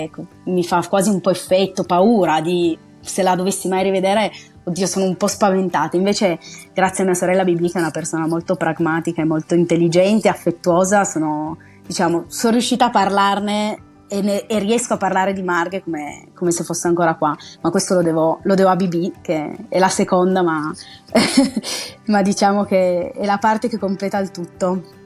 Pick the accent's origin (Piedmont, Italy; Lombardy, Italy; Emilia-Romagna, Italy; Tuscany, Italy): Piedmont, Italy; Oulx; also born or lived in Turin; di origine sono torinese, quindi eh, mi esulo un po' da questo, da questo valsusino, però in realtà eh, io poi ho, frequentando le scuole a Ulzio mi rivedo molto in quei miei compagni